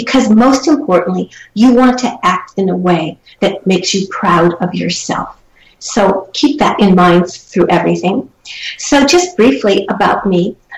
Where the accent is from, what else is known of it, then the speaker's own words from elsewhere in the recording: Charleston, South Carolina, United States; moved away; also born or lived in Midwest; I am proud to have a southern heritage. I was raised part of my life in Charleston, South Carolina, and a part in the Midwest. but my heart is in the South.